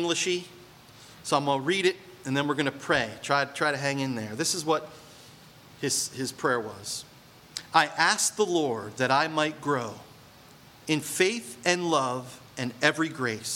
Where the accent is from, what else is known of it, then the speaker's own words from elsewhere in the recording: Point Pleasant, United States; I grew up in Point Pleasant.